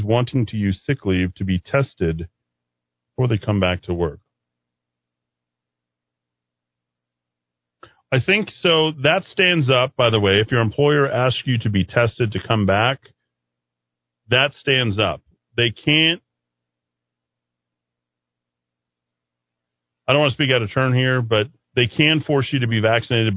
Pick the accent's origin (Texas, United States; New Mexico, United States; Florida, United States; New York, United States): New Mexico, United States; Mora; I'm from Moda too